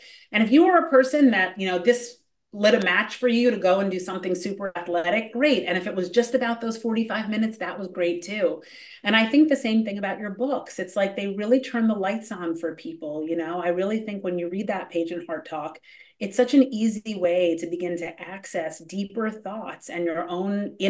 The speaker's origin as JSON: {"language": "English", "town": "Hollywood", "region": "California", "country": "United States", "tie": "born or raised there", "said": "For me, I grew up in Hollywood, so it was sort of a war of attrition."}